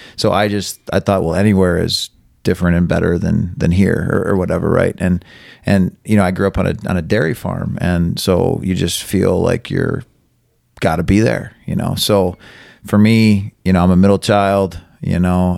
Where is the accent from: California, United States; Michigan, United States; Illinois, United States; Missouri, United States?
Michigan, United States; Carson City; also born or lived in Elma; I grew up here in Carson City, uh, was born in Elma.